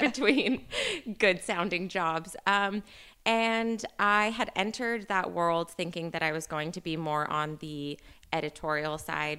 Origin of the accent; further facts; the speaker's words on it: Northern California, United States; I'm, I'm from Northern California